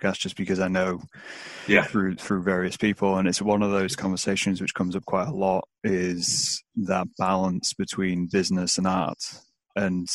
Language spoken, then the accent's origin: English; Scunthorpe, Yorkshire and the Humber, United Kingdom; now in Lincoln, United Kingdom; I'm born and raised in Scunthorpe